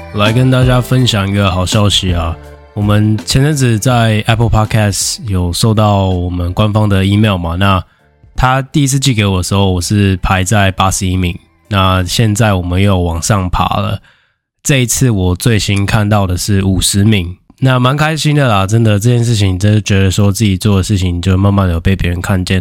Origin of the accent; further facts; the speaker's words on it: Taiwan; 我们台湾人